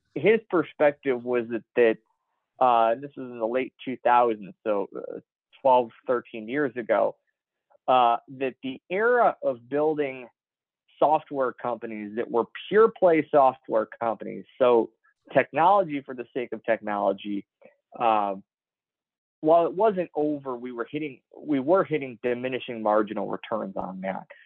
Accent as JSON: {"language": "English", "town": "Chicago", "region": "Illinois", "country": "United States", "tie": "born or raised there", "said": "I was one of the tallest kids in my grade growing up in the Chicago area"}